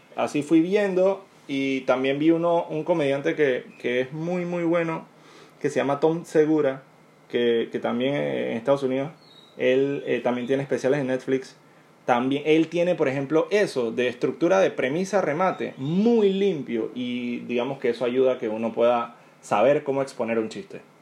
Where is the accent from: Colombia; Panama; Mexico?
Panama; yo soy panameño